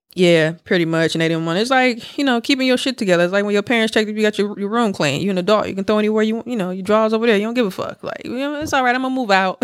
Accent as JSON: {"language": "English", "town": "Milwaukee", "region": "Wisconsin", "country": "United States", "moved": "yes", "said": "I was back home, dog, in Milwaukee"}